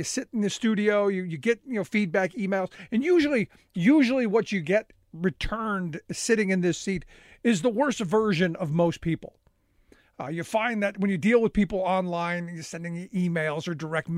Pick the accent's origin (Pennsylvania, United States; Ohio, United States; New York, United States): Ohio, United States; Cleveland; growing up in Cleveland, I watched deindustrialization happen.